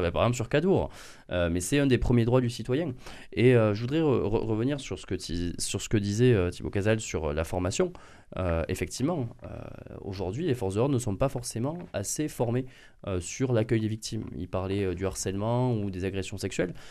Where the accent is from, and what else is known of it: France; born or raised there